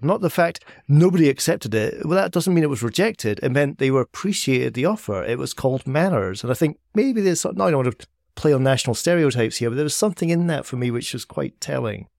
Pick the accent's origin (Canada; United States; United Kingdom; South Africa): United Kingdom; Edinburgh, Scotland; Edinburgh, my hometown